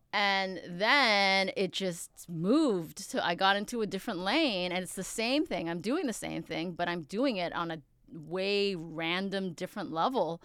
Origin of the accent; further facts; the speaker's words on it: Upland, California, United States; also born or lived in Queens, New York; I grew up in Upland. I'm from Queens, though.